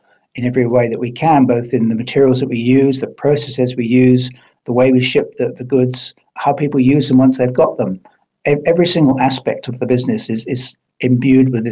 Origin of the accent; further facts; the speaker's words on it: Highlands of Scotland, United Kingdom; moved away as an adult; also born or lived in England; now in New Zealand; I was brought up in the Highlands of Scotland